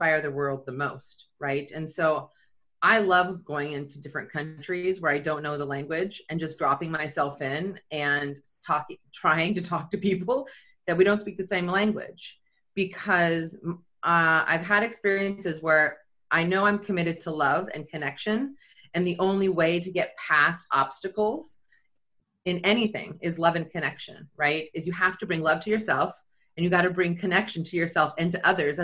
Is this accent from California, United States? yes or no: yes; Silicon Valley, California, United States; moved away as an adult; also born or lived in Florence, Italy; I'm born and raised in Silicon Valley.